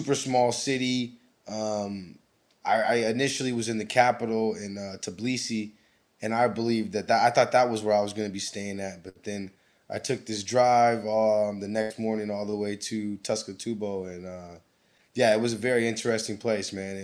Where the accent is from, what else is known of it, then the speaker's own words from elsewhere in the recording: Anchorage, Alaska, United States; moved away as an adult; growing up in Alaska